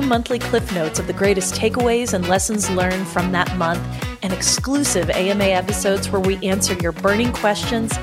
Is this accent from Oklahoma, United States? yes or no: yes; Oklahoma, United States; we're from the Midwest, sort of. We're in the middle of the country here in Oklahoma.